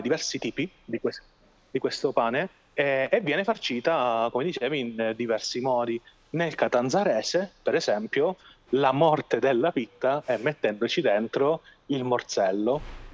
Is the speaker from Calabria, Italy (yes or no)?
yes; Calabria, Italy; siamo orgogliosi di avere nella nostra regione il bergamotto